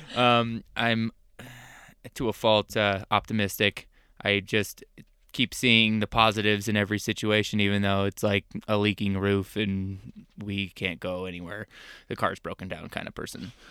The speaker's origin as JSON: {"language": "English", "region": "Arizona", "country": "United States", "tie": "born or raised there", "also_born_or_lived": "Wisconsin", "moved": "as an adult", "said": "I was born and raised in Arizona, uh, desert rat through and through"}